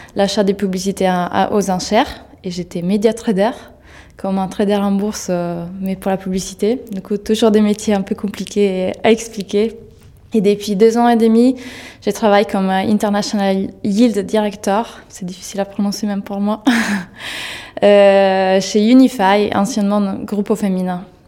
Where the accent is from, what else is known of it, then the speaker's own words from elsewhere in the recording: Italy; French is a second language; moved away as an adult; now in Paris, France; géographiquement, je viens d'Italie